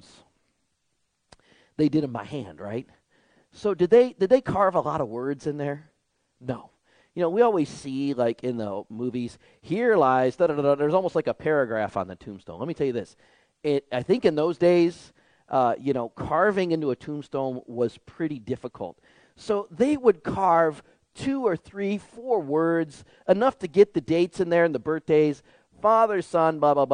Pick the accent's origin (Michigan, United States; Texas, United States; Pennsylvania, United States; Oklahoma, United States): Michigan, United States; Detroit; growing up in Michigan, in the 1980s, the developments of Detroit, the city I lived